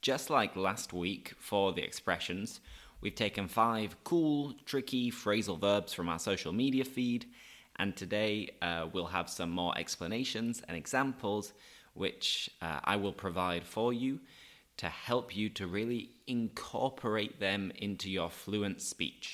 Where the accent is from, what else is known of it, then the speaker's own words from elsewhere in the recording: Leeds, Yorkshire and the Humber, United Kingdom; now in Seville, Spain; I live in Sevilla, I'm from Leeds